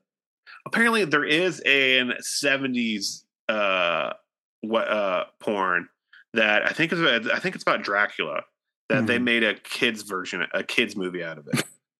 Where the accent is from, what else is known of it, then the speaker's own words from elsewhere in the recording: Midwest, United States; I mean, I'm from the Midwest, like we take sandwiches serious, and that's the thing.